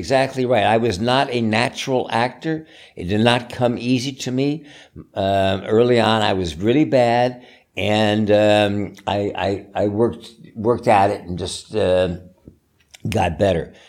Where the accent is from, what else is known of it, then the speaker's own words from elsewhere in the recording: East Coast, United States; I grew up in the East Coast